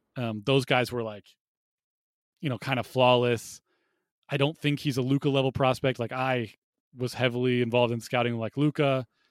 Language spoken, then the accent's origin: English; Ohio, United States; I grew up in Ohio